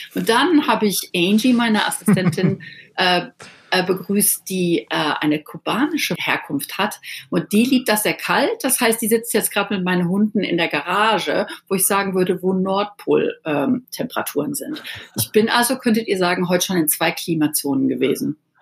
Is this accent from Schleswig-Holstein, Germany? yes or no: no; Dorsten, North Rhine-Westphalia, Germany; moved away as an adult; now in Malibu, United States; denn ich bin ja in Deutschland aufgewachsen